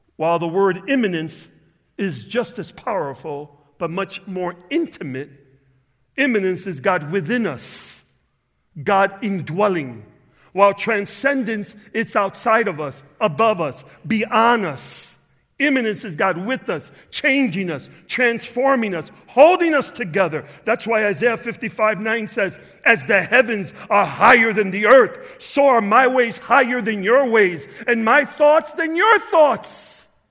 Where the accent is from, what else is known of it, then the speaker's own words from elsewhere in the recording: Chicago, Illinois, United States; I'm from Chicago.